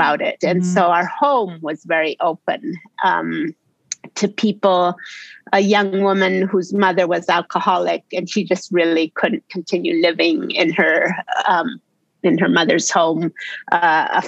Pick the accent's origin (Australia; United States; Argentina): Argentina; I grew up in Argentina